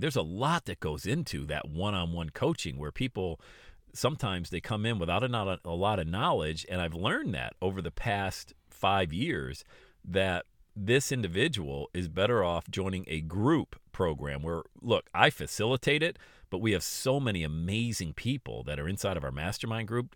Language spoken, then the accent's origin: English; Bradford, Pennsylvania, United States; I grew up in Bradford, P, P